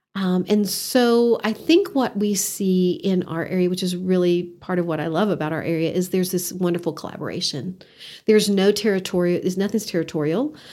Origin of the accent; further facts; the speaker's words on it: Odessa, Texas, United States; moved away as an adult; also born or lived in Canyon, Texas; now in Amarillo, United States; Growing up in Odessa, Texas